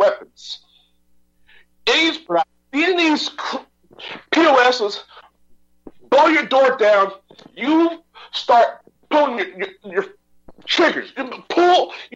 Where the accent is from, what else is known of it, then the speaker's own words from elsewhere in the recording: Texas, United States; I'm a Texan